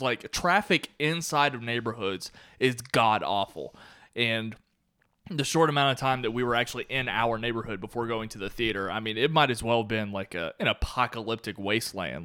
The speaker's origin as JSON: {"language": "English", "region": "Kentucky", "country": "United States", "tie": "born or raised there", "moved": "as an adult", "said": "I was born and raised in Kentucky"}